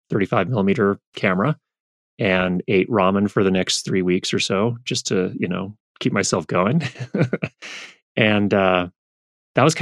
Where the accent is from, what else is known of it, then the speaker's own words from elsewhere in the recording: Thousand Oaks, California, United States; also born or lived in Northridge, California; My parents moved to a place called Thousand Oaks, which is a suburb to the north of Los Angeles, when I was two. So I grew up in that area